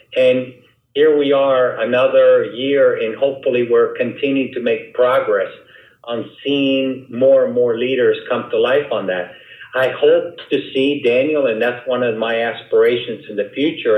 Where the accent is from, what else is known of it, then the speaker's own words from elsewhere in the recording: Havana, Cuba; moved away; I was born in Cuba, in Havana, Cuba